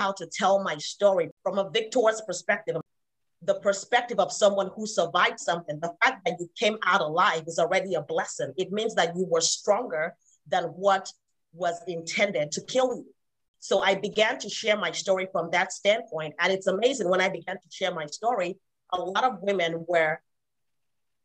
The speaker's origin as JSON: {"language": "English", "country": "Nigeria", "moved": "as an adult", "said": "I was not born and raised here. I came from Nigeria, so I didn't even have my family here"}